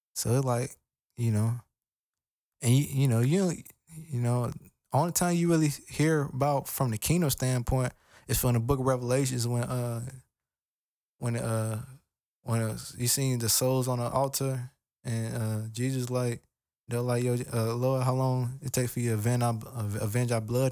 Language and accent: English; United States; I'm African American.